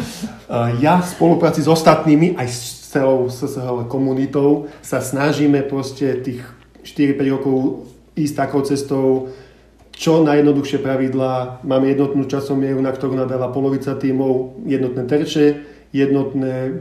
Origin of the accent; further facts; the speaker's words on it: Žilina Region, Slovakia; ja som vlastne zo Škerdy